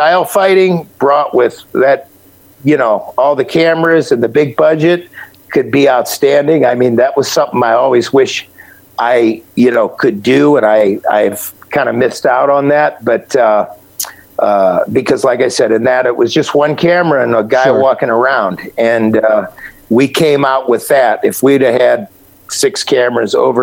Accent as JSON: {"language": "English", "town": "Akron", "region": "Ohio", "country": "United States", "tie": "born or raised there", "said": "All the tire manufacturers were in my hometown, Akron"}